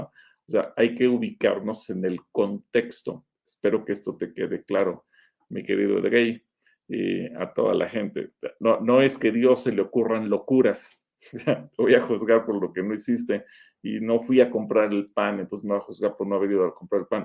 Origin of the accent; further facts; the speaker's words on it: Mexico; somos mexicanos